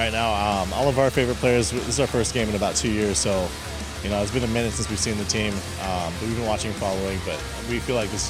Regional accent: Canada; as a Canadian, I will say that the Oilers will come out on top today.

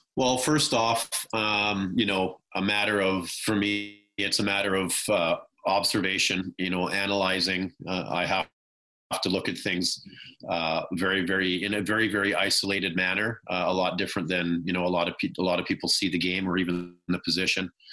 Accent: about 30 minutes outside of Vancouver, British Columbia, Canada; growing up, you know, not too far from Vancouver, I probably grew up uh, about 30 minutes at that point outside of Vancouver.

